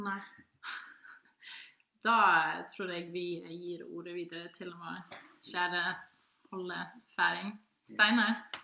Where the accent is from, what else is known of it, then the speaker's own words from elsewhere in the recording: Faroe Islands; Norwegian is a second language; also born or lived in Norway; Vi er fra Færøyene